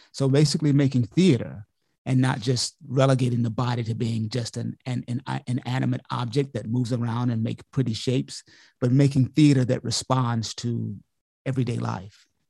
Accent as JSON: {"language": "English", "town": "Montgomery", "region": "Alabama", "country": "United States", "also_born_or_lived": "New York", "moved": "yes", "lives_now": "Columbia, United States", "said": "I'm originally, I'm Southern. I'm from Montgomery, Alabama originally"}